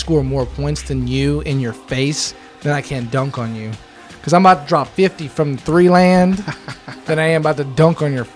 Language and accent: English; West Virginia, United States; I'm from West Virginia